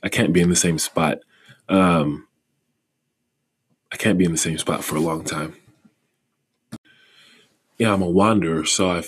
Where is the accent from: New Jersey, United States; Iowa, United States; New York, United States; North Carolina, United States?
North Carolina, United States; I grew up in North Carolina